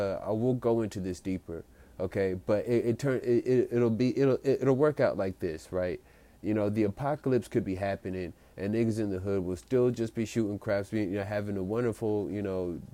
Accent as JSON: {"language": "English", "country": "United States", "said": "I'm an American"}